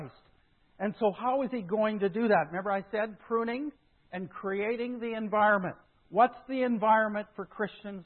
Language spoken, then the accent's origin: English; Saskatchewan, Canada; moved away; also born or lived in Modesto, California / Mill Valley, California; I grew up in Saskatchewan.